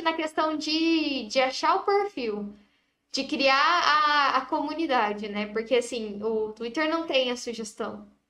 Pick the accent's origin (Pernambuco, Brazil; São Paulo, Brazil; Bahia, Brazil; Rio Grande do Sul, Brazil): São Paulo, Brazil; São José do Rio Preto; moved away as an adult; now in Bauru, Brazil; Sou de São José do Rio Preto